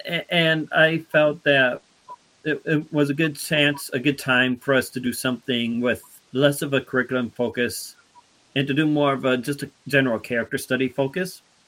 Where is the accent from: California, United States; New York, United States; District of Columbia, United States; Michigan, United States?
Michigan, United States; Muskegon; Muskegon is my hometown territory along with Darren's hometown territory.